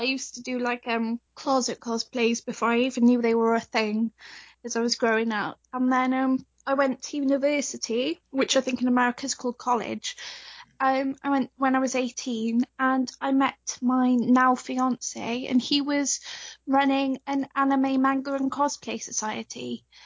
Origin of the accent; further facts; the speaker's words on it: Wales, United Kingdom; I'm from Wales, so uh, I sound quite British